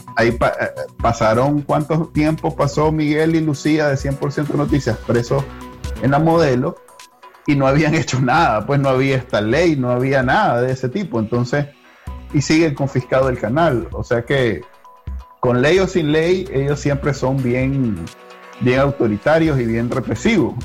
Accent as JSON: {"language": "Spanish", "country": "Nicaragua", "moved": "as an adult", "lives_now": "United States", "said": "Yo me fui de Nicaragua"}